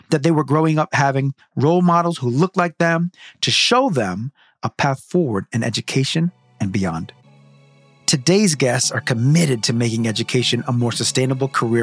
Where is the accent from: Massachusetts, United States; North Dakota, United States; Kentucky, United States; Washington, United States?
Massachusetts, United States; Brockton; I grew up in Massachusetts in a small working-class city called Brockton.